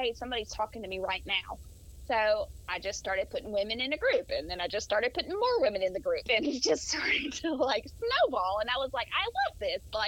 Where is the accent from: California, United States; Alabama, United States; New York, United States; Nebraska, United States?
Alabama, United States; Mobile; accent: southern; moved away as an adult; now in Tennessee, United States; I'm from Mobile, so I'm from the coast, and so my accent is pretty deep.